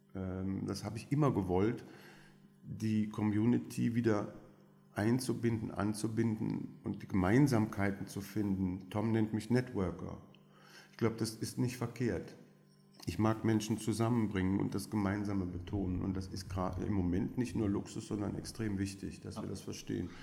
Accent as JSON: {"language": "German", "country": "Belgium", "tie": "born or raised there", "also_born_or_lived": "Aachen", "first_language": "French", "second_language": "German", "moved": "yes", "lives_now": "Berlin, Germany", "said": "Ich bin tatsächlich in Belgien mit erster Sprache Französisch aufgewachsen"}